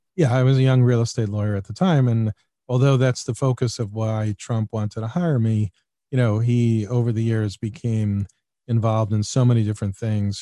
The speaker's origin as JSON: {"language": "English", "town": "New York City", "region": "New York", "country": "United States", "tie": "born or raised there", "said": "I grew up in Queens"}